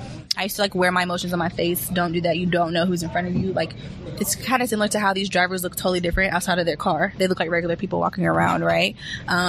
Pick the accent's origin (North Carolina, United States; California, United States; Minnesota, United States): North Carolina, United States; Charlotte; I'm from Charlotte, so this is race country.